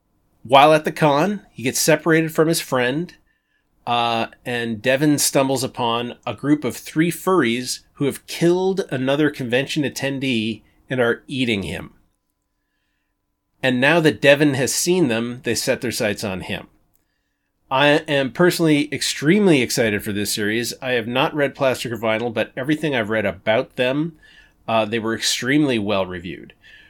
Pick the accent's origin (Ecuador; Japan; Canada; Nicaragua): Canada; I'm very Canadian.